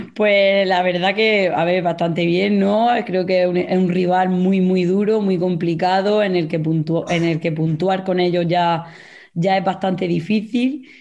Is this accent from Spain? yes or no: yes; Mula, Region of Murcia, Spain; soy de Mula